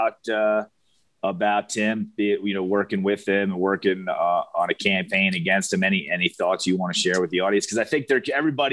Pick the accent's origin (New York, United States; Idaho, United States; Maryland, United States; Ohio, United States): Maryland, United States; Baltimore; I come from Baltimore